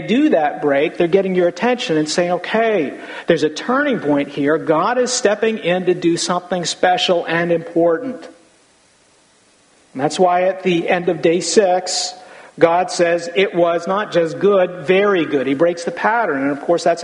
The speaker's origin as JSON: {"language": "English", "country": "United States", "said": "we live in America"}